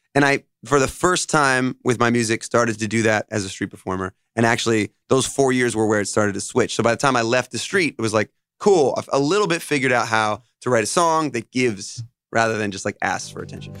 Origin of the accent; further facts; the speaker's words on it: Monroe, New York, United States; also born or lived in Los Angeles / Nashville; they moved to New York, and that's where I grew up. I grew up here